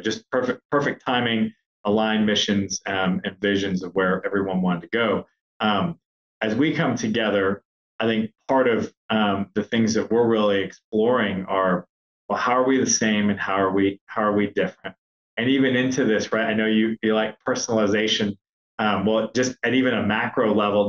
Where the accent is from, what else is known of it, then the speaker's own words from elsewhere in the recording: United States; also born or lived in Chihuahua, Mexico (ancestry) / Mexico City, Mexico; I was born in the United States, but I thought it was important to get connected to my roots.